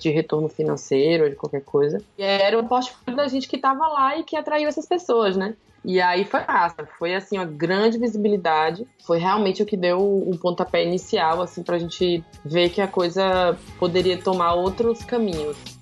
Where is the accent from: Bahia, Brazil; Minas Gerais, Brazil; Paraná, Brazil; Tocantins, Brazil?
Bahia, Brazil; Juazeiro; moved away as an adult; also born or lived in Salvador; eu sou de Juazeiro, do interior da Bahia, lá no norte, divisa com Pernambuco